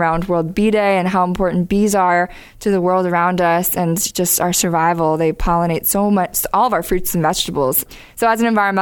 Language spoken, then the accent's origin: English; Cincinnati, Ohio, United States; also born or lived in Worcester, Massachusetts; now in Nashville, United States; born and raised in Cincinnati, Midwestern gal at heart